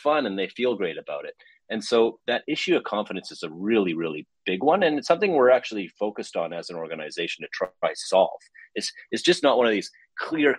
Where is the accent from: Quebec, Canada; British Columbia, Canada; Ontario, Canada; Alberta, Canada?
British Columbia, Canada; Vancouver; also born or lived in Montreal; I'm a guy from Vancouver, British Columbia. So up here in the west side of Canada